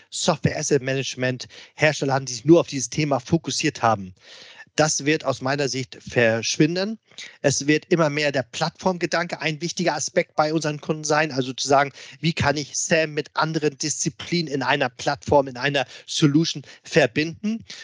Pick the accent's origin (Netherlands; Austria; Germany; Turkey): Germany; Hamburg; Und äh, ich als alter Hamburger, du weißt es selbst, wir beide sind ja HSV-Fans. Ähm, ich als Hamburger, klar